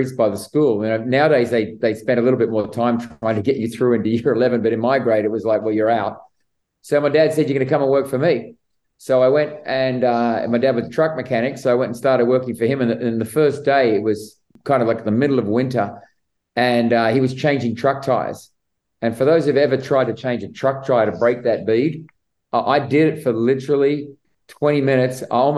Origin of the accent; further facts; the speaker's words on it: Sydney, New South Wales, Australia; moved away as an adult; now in United States; I actually grew up in the western suburbs of Sydney